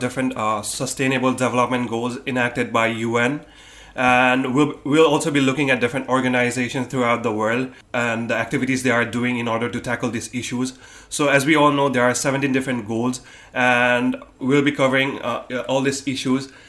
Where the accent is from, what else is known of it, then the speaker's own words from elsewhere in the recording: Nepal; now in Thailand; I come from Nepal and currently I'm in my third year